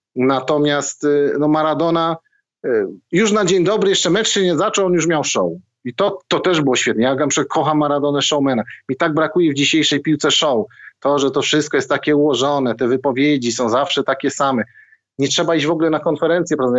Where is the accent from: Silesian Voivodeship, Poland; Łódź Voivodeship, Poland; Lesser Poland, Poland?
Silesian Voivodeship, Poland; Zabrze; Ja pochodzę z Zabrza. Szary, górnicze miasto, Górnik Zabrze za oknem